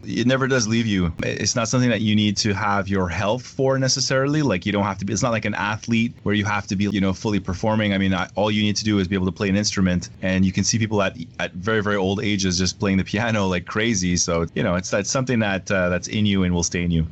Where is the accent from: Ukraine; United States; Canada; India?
Canada; it was difficult as a Canadian artist